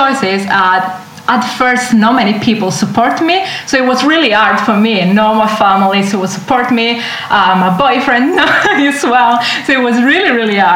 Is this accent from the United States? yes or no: no; Southern Italy, Italy; English is a second language; moved away as an adult; now in London, United Kingdom; I grew up in Italy and I had fresh fish every day.